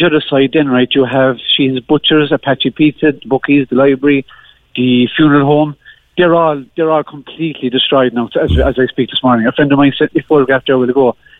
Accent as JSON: {"language": "English", "town": "Cork", "region": "Munster", "country": "Ireland", "tie": "born or raised there", "moved": "as an adult", "lives_now": "Glanmire, Ireland", "said": "When I was younger growing up in Benlock"}